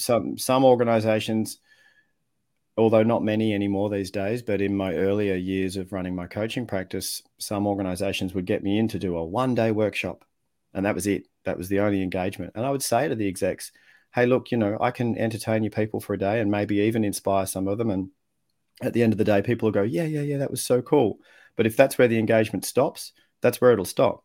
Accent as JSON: {"language": "English", "country": "Australia", "tie": "born or raised there", "also_born_or_lived": "Netherlands", "accent": "Australian", "said": "I was born overseas, grew up in Australia"}